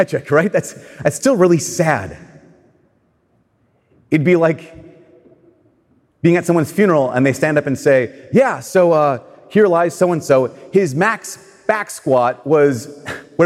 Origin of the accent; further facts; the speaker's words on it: Brainerd, Minnesota, United States; I'm from Brainerd